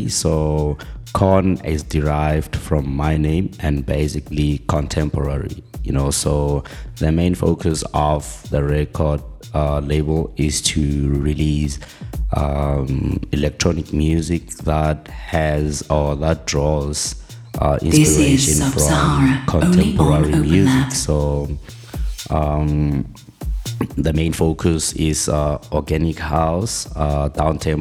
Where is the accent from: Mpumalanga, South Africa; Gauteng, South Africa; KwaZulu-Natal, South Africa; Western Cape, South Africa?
Gauteng, South Africa; Pretoria; I was born and raised in Pretoria.